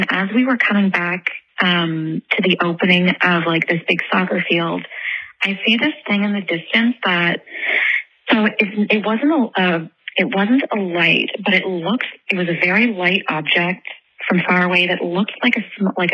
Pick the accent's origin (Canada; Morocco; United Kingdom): Canada; New Brunswick; I grew up in Canada, in New Brunswick, on the East Coast.